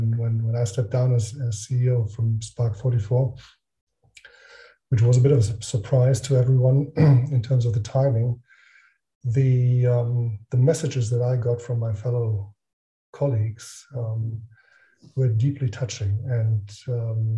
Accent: Northern Germany, Germany; moved away as an adult; now in Frankfurt, Germany; I grew up in northern Germany. I do live now in Frankfurt, in a small village, actually.

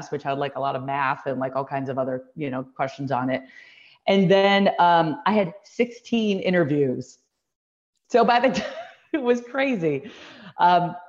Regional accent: Deerfield, Illinois, United States; moved away; I grew up in Deerfield

